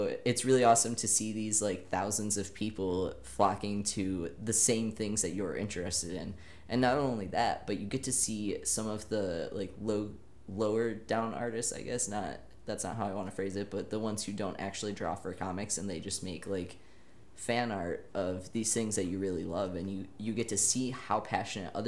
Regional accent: Michigan, United States; now in Kansas, United States; I'm from Michigan

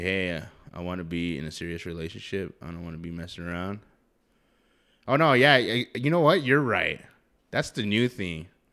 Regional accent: New Mexico, United States; Here in New Mexico, if you didn't know, we're from New Mexico.

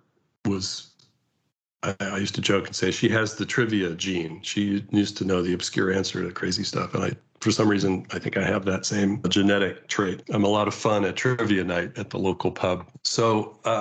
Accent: California, United States; As a Californian

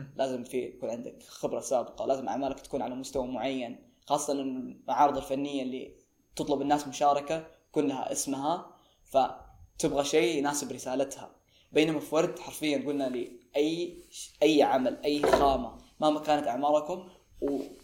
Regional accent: Saudi Arabia; احنا كسعوديين

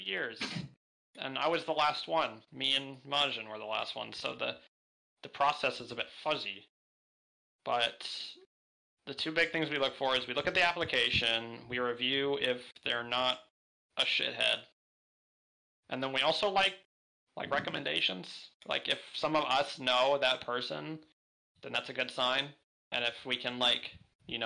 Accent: Florida, United States; I am from Florida. I live in Florida

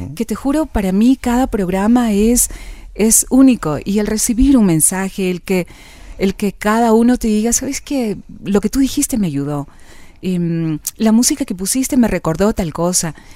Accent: Quito, Pichincha, Ecuador; Yo nací aquí en Quito

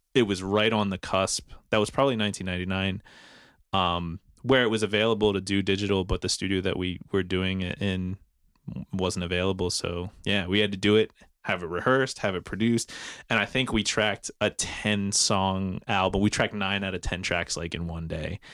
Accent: New Jersey, United States; moved away as an adult; now in Philadelphia, United States; originally from South Jersey

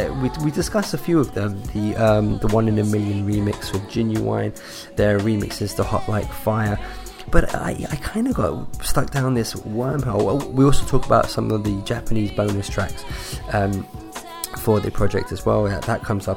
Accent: London, United Kingdom; I'm from London in the UK

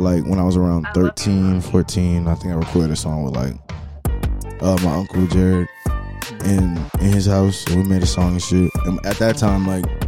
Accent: Atlanta, Georgia, United States; I grew up in the Atlanta, metro Atlanta area

